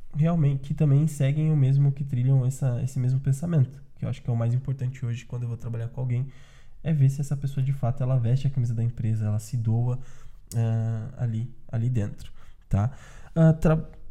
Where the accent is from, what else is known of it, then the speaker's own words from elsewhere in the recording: São Paulo, Brazil; eu sou da, periferia, da periferia de São Paulo